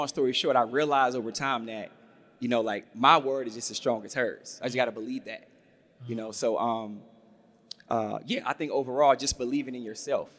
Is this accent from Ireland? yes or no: no; the South, United States; I'm from the South. I'm a country boy